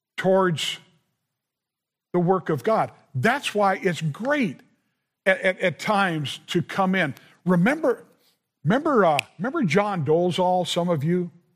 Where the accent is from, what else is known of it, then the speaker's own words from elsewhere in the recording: Southern California, United States; I grew up in Southern California